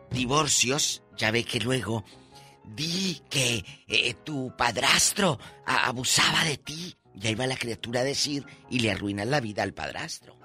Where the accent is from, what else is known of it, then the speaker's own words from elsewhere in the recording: Matamoros, Tamaulipas, Mexico; moved away; Allá en mi tierra